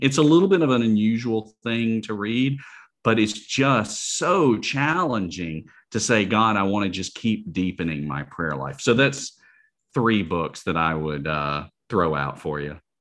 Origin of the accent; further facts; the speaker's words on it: Alabama, United States; the University of Alabama, uh, my home state